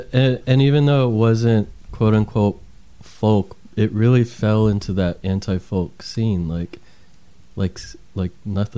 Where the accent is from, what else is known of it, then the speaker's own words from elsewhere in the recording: Williamsport, Pennsylvania, United States; I'm from Williamsport, Pennsylvania.